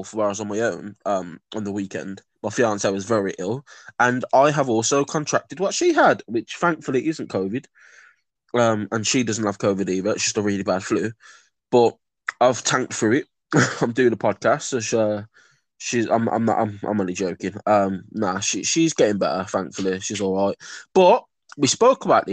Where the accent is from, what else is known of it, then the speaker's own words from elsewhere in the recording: Birmingham, West Midlands, United Kingdom; I grew up in Birmingham